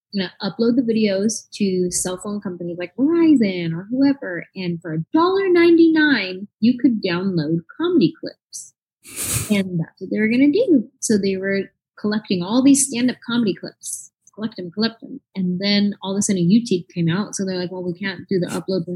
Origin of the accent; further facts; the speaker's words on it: San Jose, California, United States; I grew up in the Bay Area